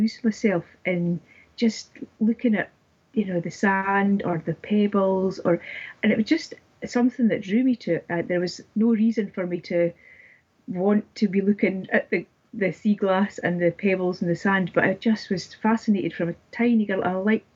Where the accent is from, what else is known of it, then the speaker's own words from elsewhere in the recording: Dundee, Scotland, United Kingdom; I grew up in Dundee, which is a little bit north from where I'm staying.